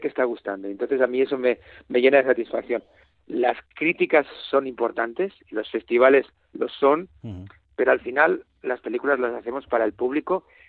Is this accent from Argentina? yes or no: no; Bilbao, Basque Country, Spain; soy de Bilbao